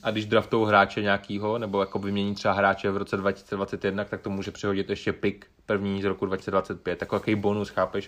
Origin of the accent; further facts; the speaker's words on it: Bohemia, Czechia; u nás v Čechách